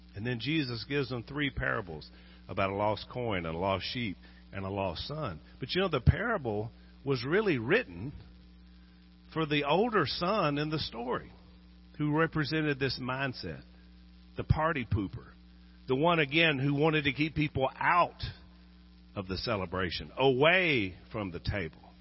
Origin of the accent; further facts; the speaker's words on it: Junction City, Arkansas, United States; Junction City, Arkansas is another one. that's where I grew up.